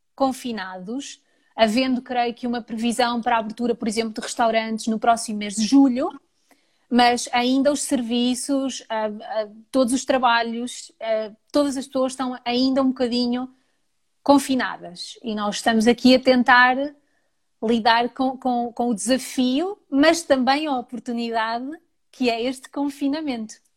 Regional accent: Portugal; now in London, United Kingdom; Sou portuguesa

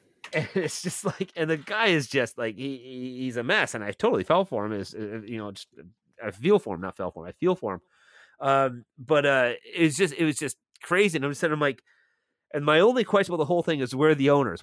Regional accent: Milton, Ontario, Canada; moved away as an adult; now in St. Catharines, Canada; my hometown of Milton

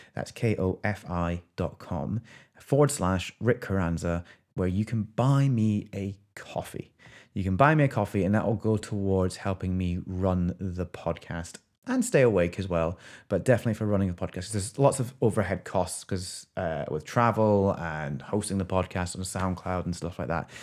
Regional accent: Scotland, United Kingdom; I'm Scottish Filipino

